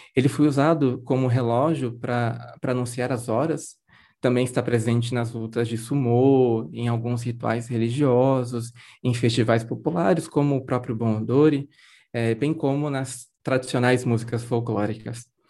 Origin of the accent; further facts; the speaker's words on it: Garça, São Paulo, Brazil; eu nasci e cresci em Garça, né, no interior de São Paulo